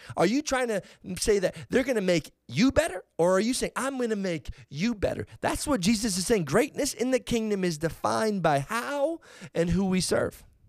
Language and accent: English; Edmonton, Alberta, Canada; the Edmonton Oilers right here from my hometown